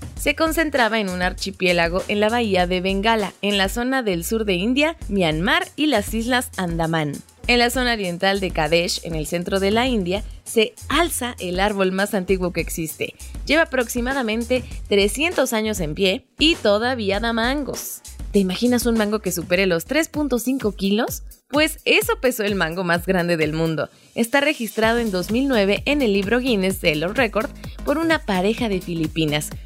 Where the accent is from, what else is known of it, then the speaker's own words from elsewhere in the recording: Mexico; como mexicanos